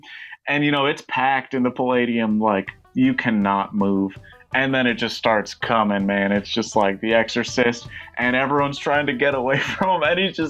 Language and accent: English; New York, United States; I grew up in upstate New York and then lived